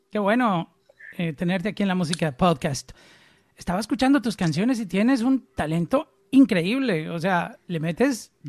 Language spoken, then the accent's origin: Spanish; Antioquia, Colombia; accent: paisa; yo no tengo acento ya, soy paisa de, cerca Medellín, en, Colombia, pero ya mi acento se me perdió